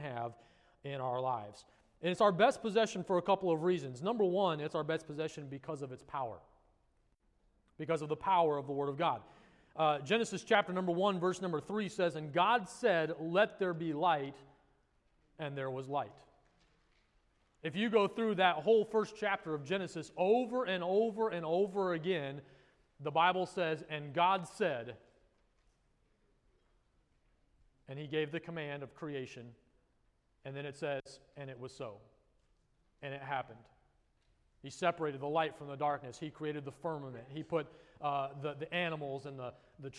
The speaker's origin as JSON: {"language": "English", "region": "Colorado", "country": "United States", "tie": "born or raised there", "moved": "yes", "lives_now": "South Florida, United States", "said": "Where I grew up in Colorado"}